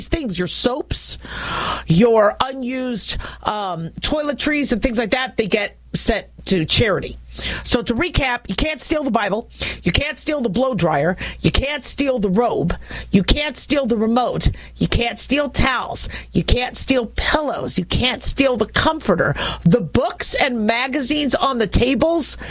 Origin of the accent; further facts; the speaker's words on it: Las Vegas, Nevada, United States; I'm from Las Vegas